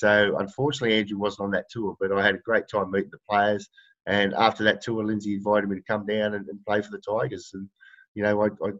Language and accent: English; Wollongong, New South Wales, Australia; I grew up in Wollongong, which is about an hour south of Sydney on the New South Wales south coast there, and grew up in a town called Coldcliff that had about 200 people.